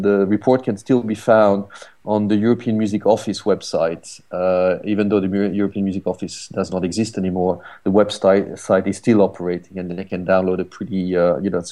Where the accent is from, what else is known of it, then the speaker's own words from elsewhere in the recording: France; moved away as an adult; also born or lived in Paris; now in London, United Kingdom; I'm, as you can hear, I'm French, but I'm based in London